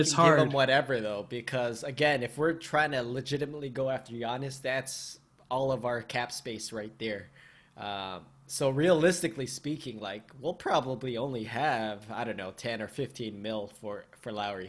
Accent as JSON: {"language": "English", "town": "Philadelphia", "region": "Pennsylvania", "country": "United States", "tie": "born or raised there", "said": "just because born and raised in Philly, right?"}